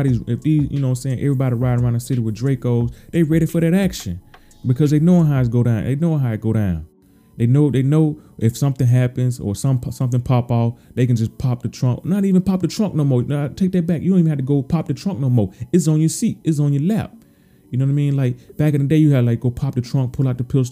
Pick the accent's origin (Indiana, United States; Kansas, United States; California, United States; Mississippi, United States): Mississippi, United States; moved away; I'm from the South, man. I'm from the Mississippi